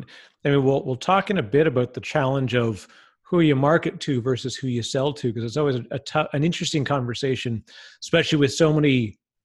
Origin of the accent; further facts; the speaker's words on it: Canada; I'm too Canadian